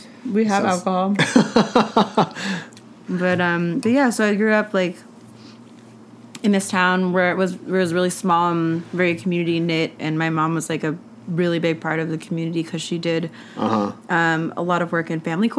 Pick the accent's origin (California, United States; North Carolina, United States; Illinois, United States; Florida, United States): California, United States; Modesto; I grew up in California. {S2} Which part of California you {S1} grew up in? {S2} Grew up {S1} in the Central Valley. What? CB. Modesto. 209.